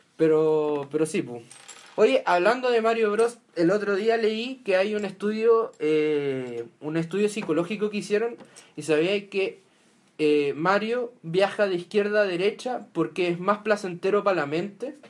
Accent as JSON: {"language": "Spanish", "town": "Santiago", "region": "Santiago Metropolitan Region", "country": "Chile", "said": "somos los tres de Santiago"}